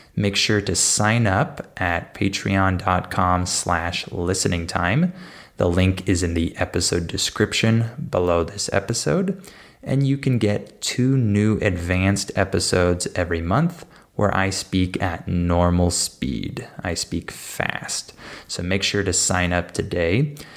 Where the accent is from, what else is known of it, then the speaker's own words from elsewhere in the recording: San Diego, California, United States; I grew up in San Diego